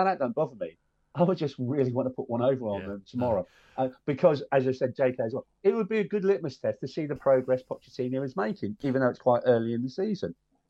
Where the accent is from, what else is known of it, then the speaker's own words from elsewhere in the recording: London, United Kingdom; But I do support Arsenal because I'm from North London.